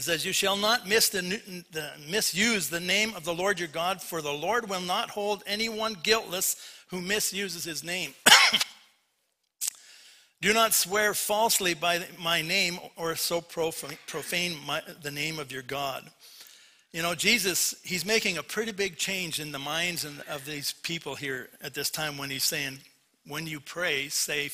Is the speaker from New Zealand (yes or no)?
no; Port Coquitlam, British Columbia, Canada; moved away; I was raised in Vancouver, raised in Port Coquitlam